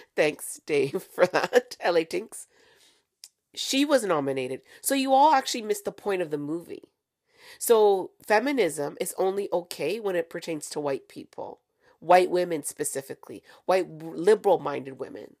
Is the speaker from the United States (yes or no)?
no; Canada; I'm from Canada